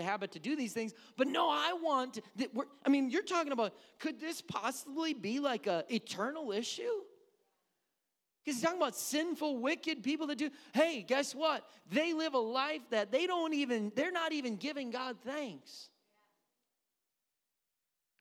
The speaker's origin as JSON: {"language": "English", "region": "Missouri", "country": "United States", "accent": "Southern", "moved": "yes", "lives_now": "Wisconsin, United States"}